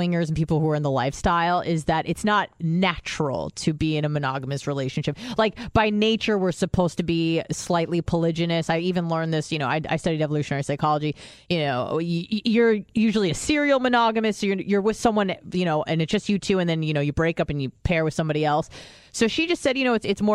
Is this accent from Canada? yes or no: no; Israel; moved away; I was born in Israel